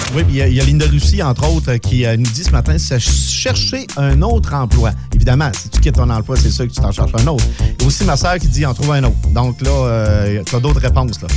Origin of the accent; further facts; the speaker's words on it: Albertville, Quebec, Canada; moved away; je viens d'Albertville